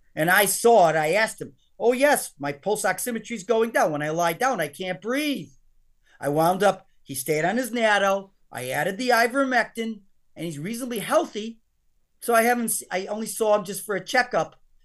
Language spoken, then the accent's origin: English; United States; I'm an American